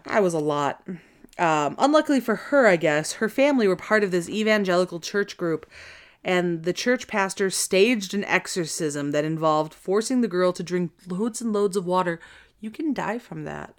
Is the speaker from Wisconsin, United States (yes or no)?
yes; Wisconsin, United States; accent: Wisconsin; it was real Wisconsin there for a second